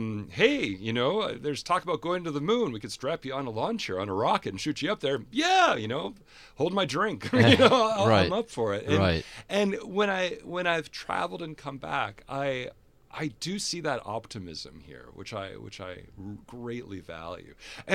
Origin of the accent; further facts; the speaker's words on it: Fargo, North Dakota, United States; also born or lived in Germany / England / Japan / Canada; I grew up in the Midwest in Fargo, Moorhead, and the Midwest is very home for me.